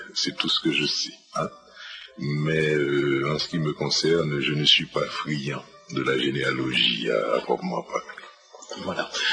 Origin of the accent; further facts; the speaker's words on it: Port-au-Prince, Ouest, Haiti; je suis né à Port-au-Prince le 19 février 1940